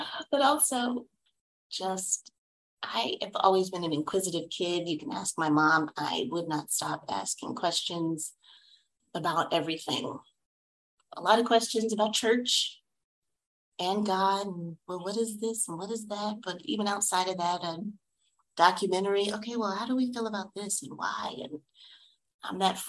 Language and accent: English; Fort Worth, Texas, United States; I am from Fort Worth, Texas. And I like to say that because I'm a little Southern girl